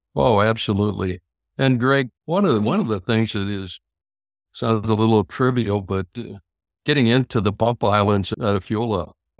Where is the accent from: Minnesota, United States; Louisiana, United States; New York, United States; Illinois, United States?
Minnesota, United States; I'm from Minnesota